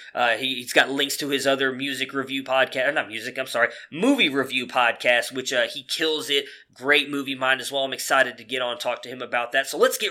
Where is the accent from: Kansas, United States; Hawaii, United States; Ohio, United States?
Ohio, United States; Cleveland; now in Dallas, United States; that is my hometown